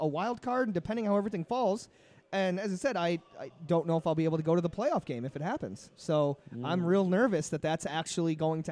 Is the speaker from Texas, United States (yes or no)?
no; Arcade, New York, United States; now in Buffalo, United States; I grew up in Arcade